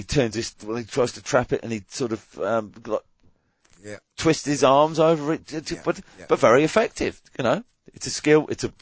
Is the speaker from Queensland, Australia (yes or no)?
yes; Queensland, Australia; this is my parting shot for my home state that will be hosting the 2032 Brisbane Olympics.